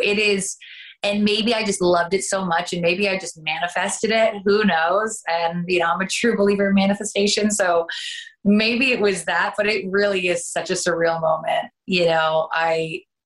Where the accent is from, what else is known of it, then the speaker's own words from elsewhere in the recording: Canada; accent: Canadian; moved away as an adult; now in United States; I am originally from Canada and I ended up coming down for pilot season